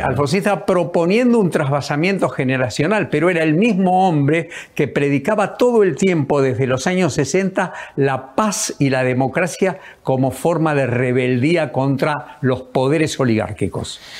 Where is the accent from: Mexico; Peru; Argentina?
Argentina; nosotros como argentinos